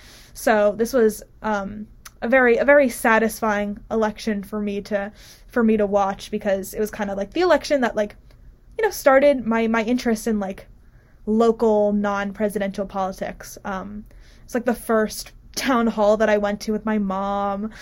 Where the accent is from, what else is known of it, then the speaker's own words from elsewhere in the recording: Morris County, New Jersey, United States; I grew up in Morris County, which is up in, it's like two or three counties from the top of New Jersey. And so, when I was growing up, it was like pretty consistently red.